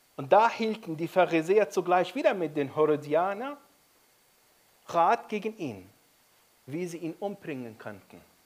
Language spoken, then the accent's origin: German; Egypt; now in Germany; Ich bin in Ägypten aufgewachsen